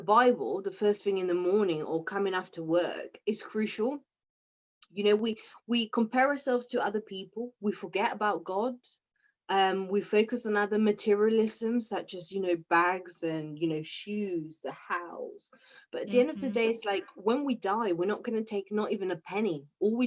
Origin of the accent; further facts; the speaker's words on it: Oxford, South East England, United Kingdom; I'm from Oxford